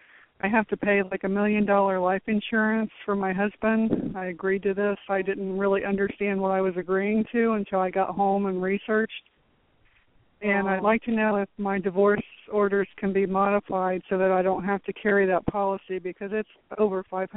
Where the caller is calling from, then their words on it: Florida, United States; From Florida.